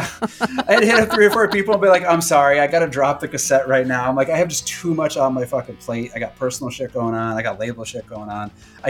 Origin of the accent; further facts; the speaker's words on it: Chicago, Illinois, United States; I'm kind of from the Chicago area. I grew up around there.